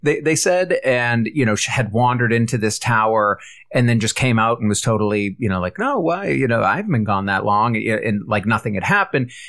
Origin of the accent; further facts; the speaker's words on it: United States; as an American